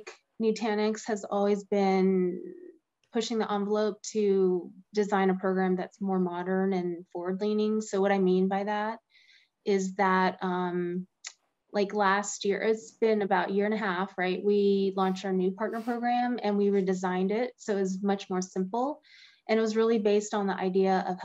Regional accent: Pittsburgh, Pennsylvania, United States; now in Austin, United States; I grew up in Pittsburgh

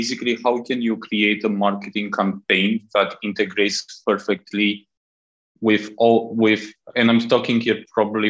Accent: Romania; moved away as an adult; also born or lived in Southeast Asia; now in Malaysia; I'm originally from Romania

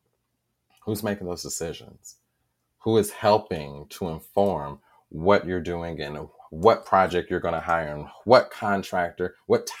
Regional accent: Indianapolis, Indiana, United States; I am a lifelong Hoosier, born and raised here.

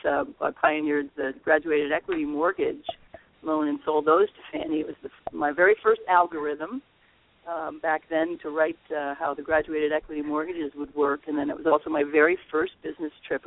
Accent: New England, United States; moved away as an adult; also born or lived in Pacific Northwest; I was a kid from New England

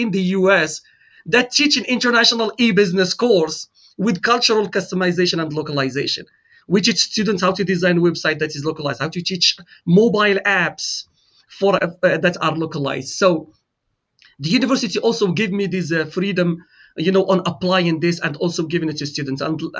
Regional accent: Morocco; now in St. Louis, United States; I am originally from Morocco.

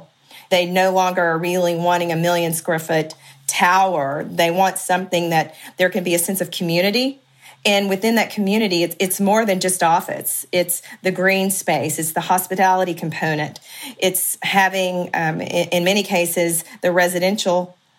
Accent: East Texas, United States; moved away as an adult; now in Dallas, United States; I'm from East Texas, not from Dallas proper. I've been here around 25 years.

